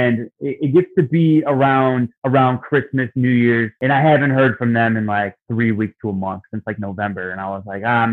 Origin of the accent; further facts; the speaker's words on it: Detroit, Michigan, United States; my hometown in Detroit